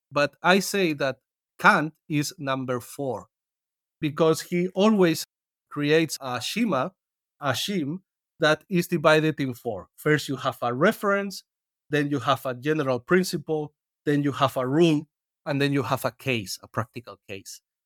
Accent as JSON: {"language": "English", "country": "Spain", "said": "I come from Spain and it is the country I know better"}